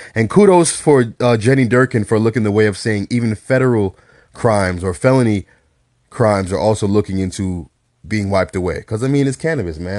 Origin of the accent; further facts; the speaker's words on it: New York City, New York, United States; my hometown, New York